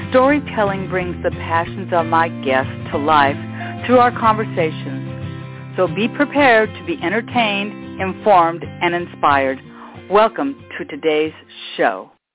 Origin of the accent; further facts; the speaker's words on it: Westchester, United States; born and raised in Westchester, went to Westchester High, kids went to Westchester High